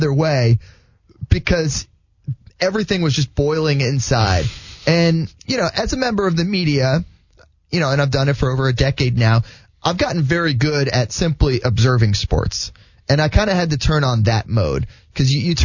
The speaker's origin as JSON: {"language": "English", "country": "United States", "tie": "born or raised there", "also_born_or_lived": "Netherlands", "said": "I've grown up in America"}